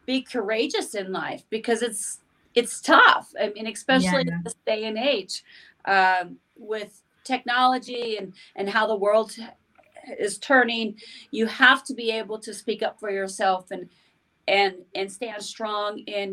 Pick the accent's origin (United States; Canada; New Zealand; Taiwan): United States; Montana; I grew up in Montana, a small town in Montana, where I lived on a farm